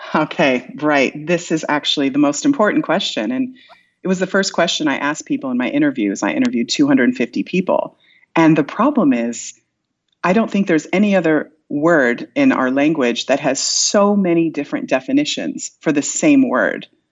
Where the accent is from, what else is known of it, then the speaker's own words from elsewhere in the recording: Iowa, United States; moved away; I'm from Iowa originally